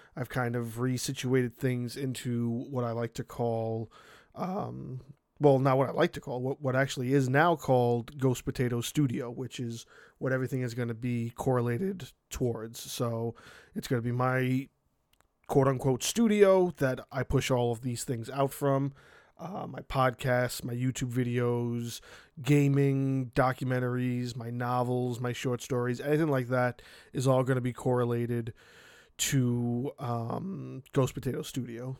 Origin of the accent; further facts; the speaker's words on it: New York City, New York, United States; the dude who owned the video store around the corner from my house when I grew up in Brooklyn